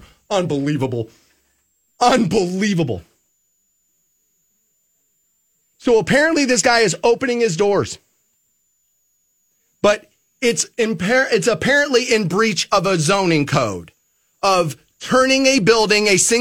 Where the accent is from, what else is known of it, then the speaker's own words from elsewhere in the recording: Aurora, Ohio, United States; I grew up in Aurora. It's a privileged area, it is